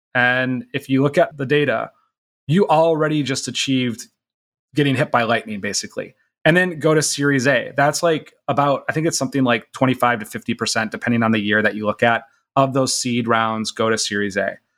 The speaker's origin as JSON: {"language": "English", "region": "Minnesota", "country": "United States", "said": "I'm from Minnesota"}